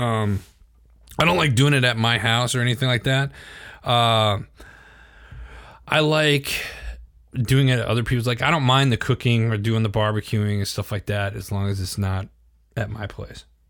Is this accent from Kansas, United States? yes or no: no; Wisconsin, United States; I'm from Wisconsin